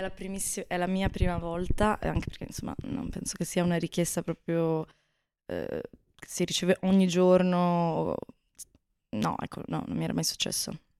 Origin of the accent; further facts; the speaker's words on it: Bassano del Grappa, Veneto, Italy; moved away as an adult; now in Florence, Italy; Sono veneta, sono di Bassano del Grappa